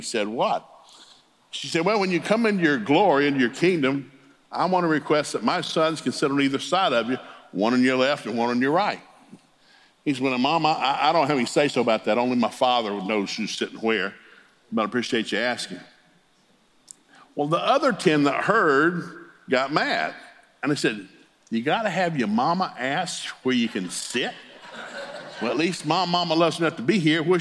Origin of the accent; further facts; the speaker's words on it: the South, United States; I grew up in the South.